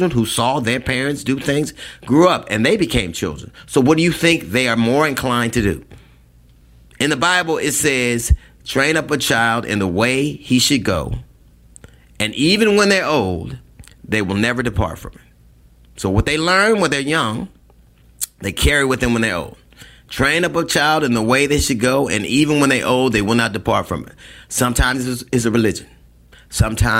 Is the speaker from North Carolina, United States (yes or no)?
no; Los Angeles, California, United States; I grew up in Los Angeles